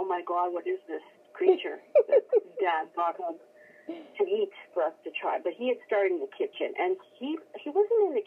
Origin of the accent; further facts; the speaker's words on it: Cudworth, Saskatchewan, Canada; from Cudworth